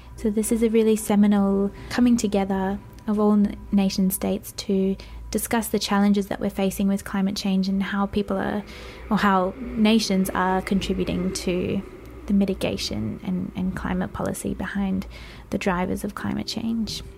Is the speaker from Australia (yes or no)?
yes; Australia; we as Australian youth delegates